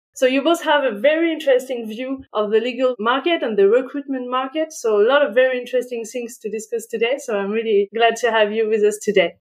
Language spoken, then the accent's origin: English; France; accent: French; English is a second language; as you will certainly guess from my accent, I am French